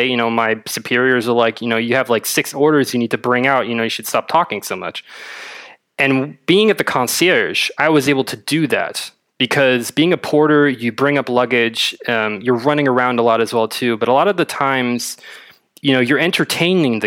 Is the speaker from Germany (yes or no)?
yes; Berlin, Germany; I'm from Berlin, born and raised.